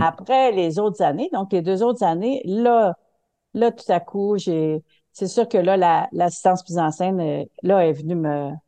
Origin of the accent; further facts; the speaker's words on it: Quebec City, Quebec, Canada; je viens de la ville de Québec